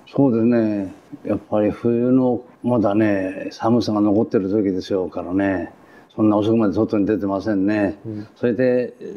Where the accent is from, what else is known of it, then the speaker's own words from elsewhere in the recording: Tokyo, Japan; 東京のねこの先の赤戸っていうところなんです、はい、赤戸で生まれたんです